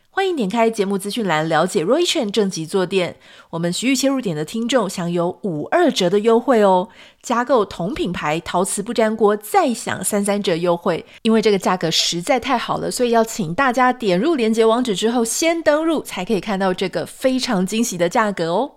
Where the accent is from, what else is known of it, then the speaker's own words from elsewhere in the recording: Taiwan; moved away as an adult; now in United States; 我们是自己台湾土生土长